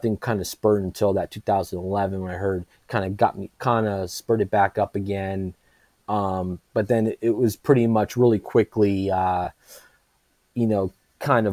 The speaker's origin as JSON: {"language": "English", "town": "Los Angeles", "region": "California", "country": "United States", "tie": "born or raised there", "also_born_or_lived": "Lake Elsinore, California", "said": "I grew up in the San Fernando Valley, a suburb of LA, pretty much all my life"}